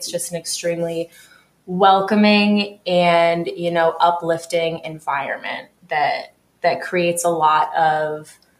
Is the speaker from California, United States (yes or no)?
no; New York, United States; now in Louisville, United States; So I'm not from Louisville originally. I'm sure. From New York. I'm from upstate New York, actually. And I moved to Louisville in the middle of 2020.